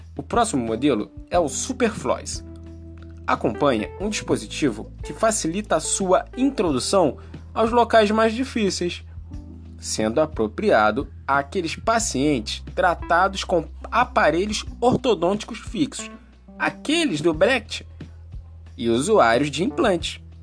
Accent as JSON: {"language": "Portuguese", "region": "Rio de Janeiro", "country": "Brazil", "tie": "born or raised there", "said": "Eu sou nascido e criado aqui, no Morro do Salgueiro"}